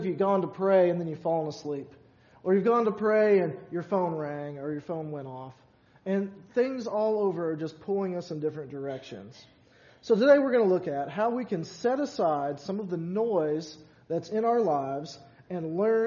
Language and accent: English; Louisville, Kentucky, United States; also born or lived in Glendale, Kentucky; growing up all my life in Louisville